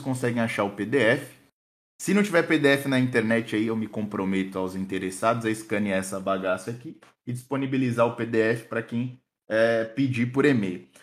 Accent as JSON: {"language": "Portuguese", "region": "Rio Grande do Sul", "country": "Brazil", "said": "Sou do Sul, mas não de. Sou do Rio Grande."}